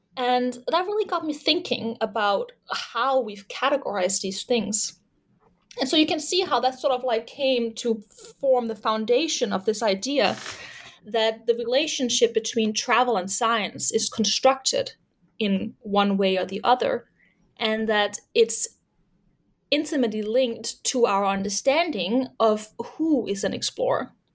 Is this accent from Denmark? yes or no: yes; Denmark; moved away as an adult; also born or lived in Leeds, United Kingdom / Toronto, Canada; I'm originally from Denmark.